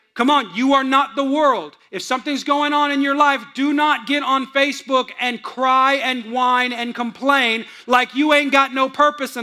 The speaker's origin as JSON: {"language": "English", "area": "Bay Area", "region": "California", "country": "United States", "tie": "born or raised there", "moved": "yes", "said": "I grew up in California, but I grew up in kind of the hills of California"}